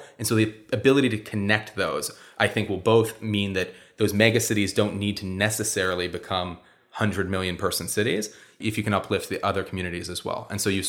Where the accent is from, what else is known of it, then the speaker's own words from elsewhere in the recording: Montana, United States; I'm from Montana